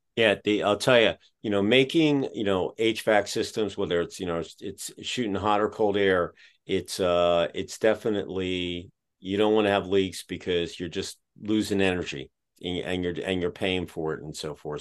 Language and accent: English; Pottstown, Pennsylvania, United States; now in Dayton, United States; we grew up outside of Philadelphia about 15 minutes west of Valley Forge in a place called Pottstown.